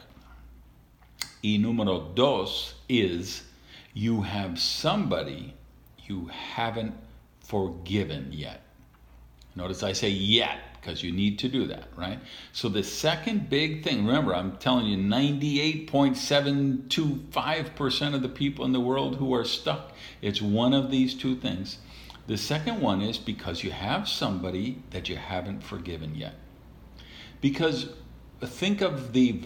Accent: Madison, Wisconsin, United States; I was raised in Madison, Wisconsin

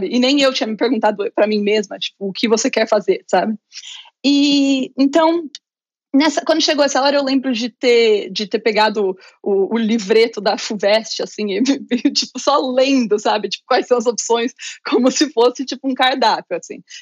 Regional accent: interior of São Paulo, Brazil; Eu sou do Muito bom. do interior de São Paulo.

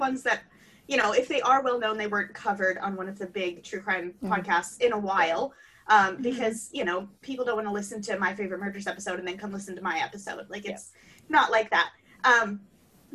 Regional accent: Ohio, United States; I'm from Ohio.

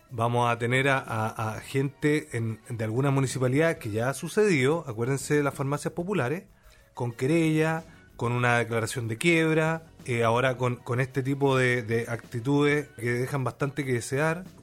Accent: Chile; nosotros los chilenos somos dueños de Codelco

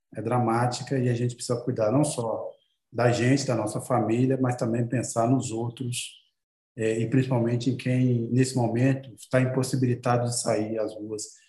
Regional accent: Governador Valadares, Minas Gerais, Brazil; moved away; Governador Valadares, minha cidade natal

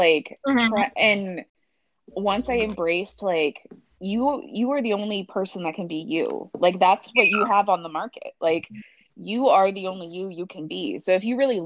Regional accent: Junction City, Oregon, United States; also born or lived in Eugene, Oregon; now in Portland, United States; I grew up on a farm outside of Junction City

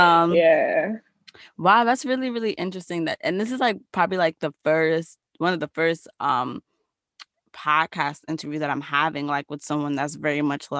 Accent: New York City, New York, United States; first language Spanish; English is a second language; I grew up speaking Spanish, and like, you know, I went to school down the block from you, like elementary school, because I went to PS 190

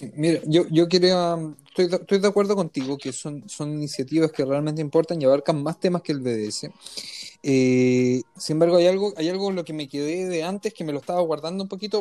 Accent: Chile; now in Israel; somos los ciudadanos chilenos que vivimos acá

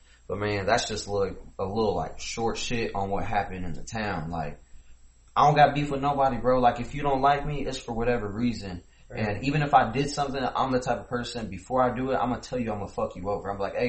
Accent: United States; the Ville, where it ain't safe. Just 3 hours from Chicago.

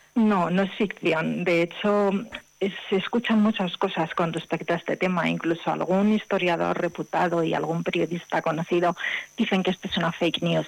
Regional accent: Madrid, Community of Madrid, Spain; Madrid, que es de donde yo soy

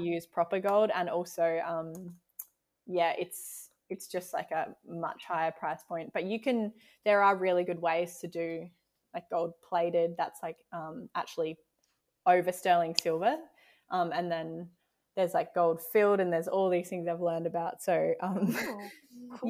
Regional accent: South Australia, Australia; also born or lived in Exmouth, Western Australia; now in Tasmania, Australia; I grew up in South Australia

